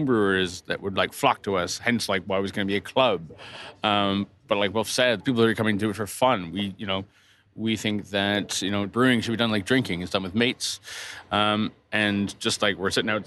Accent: Toronto, Ontario, Canada; I grew up in Toronto, Canada

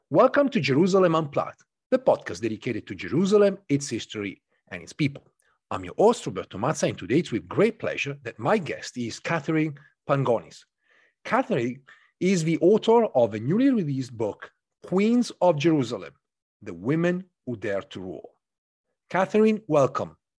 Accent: near Canossa Castle, Emilia-Romagna, Italy; moved away; I grew up in North of Italy, very close to a, a small castle known as Castello di Canossa, Canossa Castle

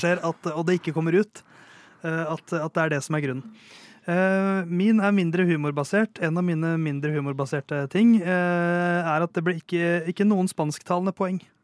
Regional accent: Norway; jeg er jo norsk

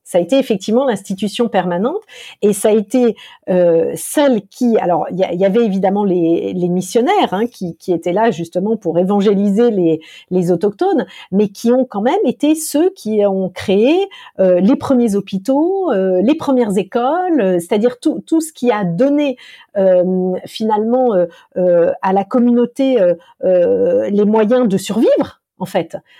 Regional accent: France; la petite française qui a vu ça, c'est quelque chose d'inimaginable chez nous en France

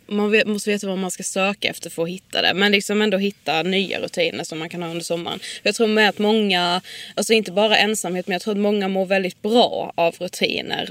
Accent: Karlshamn, Blekinge, Sweden; now in Stockholm, Sweden; där vi kommer från Karlshamn

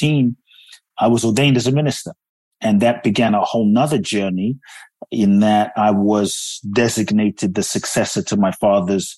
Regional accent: London, United Kingdom; moved away as an adult; also born or lived in Ghana; now in United States; I grew up in London. I live in the U.S. now

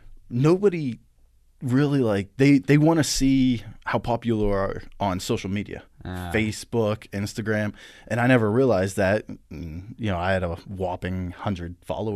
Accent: Blairsville, Pennsylvania, United States; now in Altoona, United States; I'm from Blairsville, Pennsylvania, oh, okay. About 45 minutes west. I'm not used to saying west. West of here, and then I moved up here in 2004

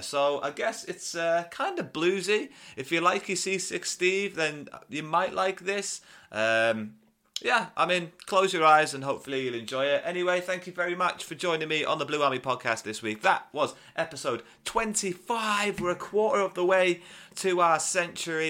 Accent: Carlisle, North West England, United Kingdom; I am also from Carlisle

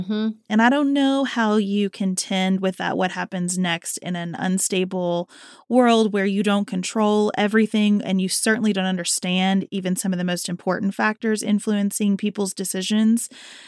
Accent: Kentucky, United States; I don't know, maybe because I'm from Kentucky, but 40,000 votes seems fairly significant to me.

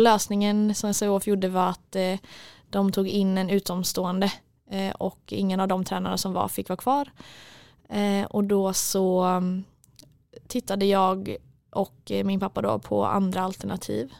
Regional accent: Mölndal, Västra Götaland, Sweden; moved away as an adult; now in Stockholm, Sweden; i Mundal där vi kommer ifrån

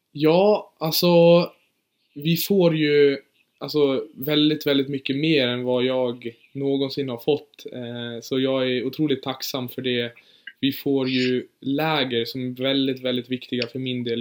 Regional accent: Orsa, Dalarna County, Sweden; also born or lived in Germany; Jag är född i Tyskland faktiskt, men flyttade hit när, eh, när jag var fyra år. Så jag ja, men typ, typ bott här hela mitt liv

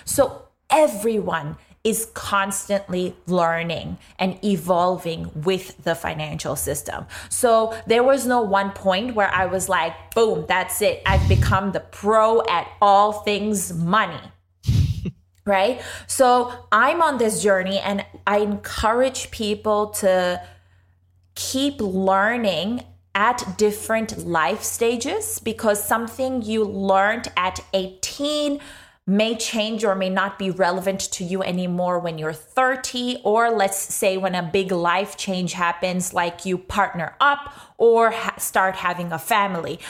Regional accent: Pakistan; moved away as an adult; now in Australia; grew up in Pakistan for most of my life, came to Australia seven or eight years ago today

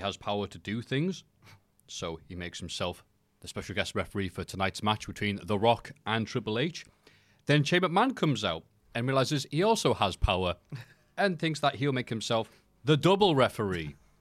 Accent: United Kingdom; I am British

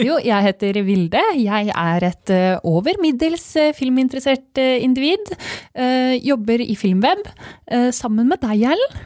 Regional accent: Fredrikstad, Østfold, Norway; jeg er fra Fredrikstad

